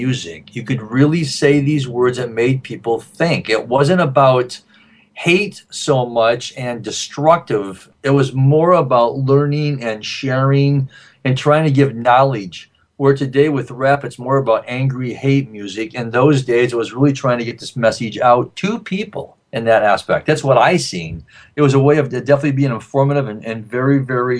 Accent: Grand Rapids, Michigan, United States; moved away; growing up in Grand Rapids, Michigan

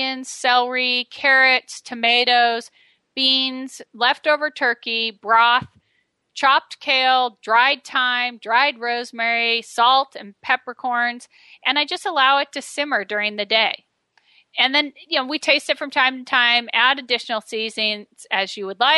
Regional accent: Medford, Oregon, United States; my hometown of Medford, Oregon

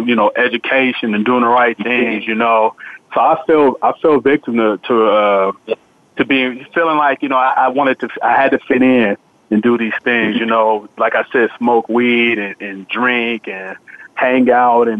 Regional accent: San Francisco, California, United States; a friend of mine I grew up with in San Francisco

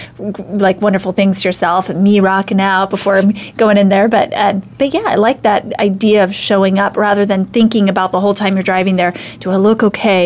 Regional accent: Idaho, United States; I'm from Idaho

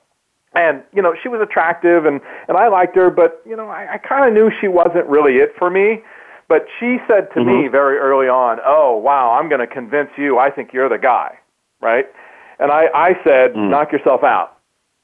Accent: Kansas City, United States; moved away; I'm from Kansas City originally, and we were back home

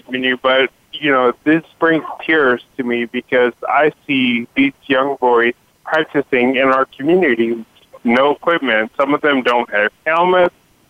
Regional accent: California, United States; I'm from the Scoop, California.

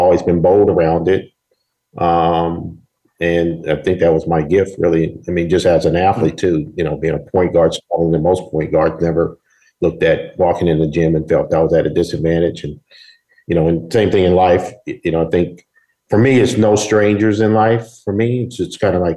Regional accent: Berkeley, California, United States; I'm from Northern California, Berkeley area.

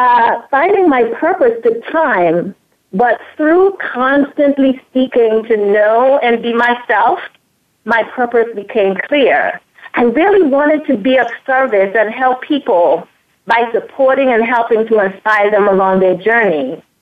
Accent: St. Thomas, U.S. Virgin Islands; also born or lived in Antigua; I was born in Antigua, which is a small island in the British West Indies. When I was about 8 years old, I moved to St. Thomas, Virgin Islands to live with my mother

